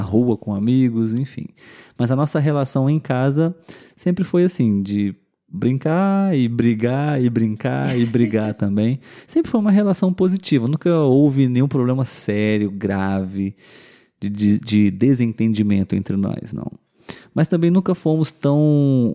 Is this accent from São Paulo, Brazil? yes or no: no; interior of Rio de Janeiro state, Brazil; Nós somos do interior do estado do Rio de Janeiro a mais ou menos umas duas, três horas da capital